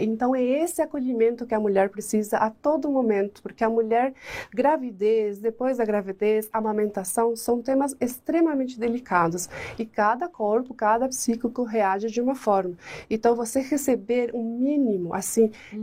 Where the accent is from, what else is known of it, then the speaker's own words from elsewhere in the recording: La Paloma del Espíritu Santo, Canindeyú, Paraguay; Portuguese is a second language; now in Brazil; Paraguaia, eu nasci numa cidade que se chama La Paloma del Espírito Santo